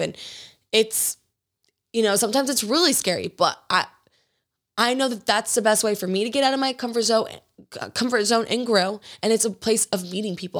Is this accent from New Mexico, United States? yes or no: no; Georgia, United States; growing up in Georgia